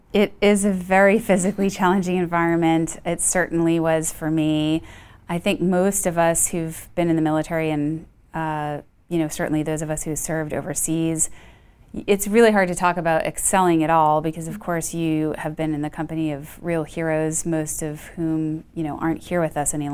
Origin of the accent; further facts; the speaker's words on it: Boston, Massachusetts, United States; moved away as an adult; now in Houston, United States; I grew up in Boston, um, actually outside of Boston